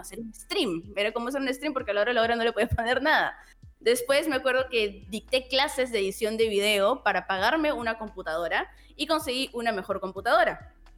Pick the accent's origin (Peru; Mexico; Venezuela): Peru; fui la representante de Perú